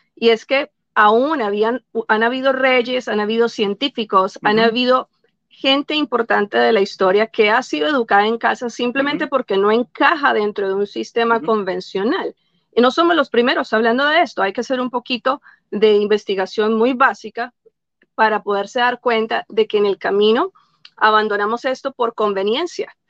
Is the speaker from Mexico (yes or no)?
no; Colombia; now in United States; originalmente yo de Colombia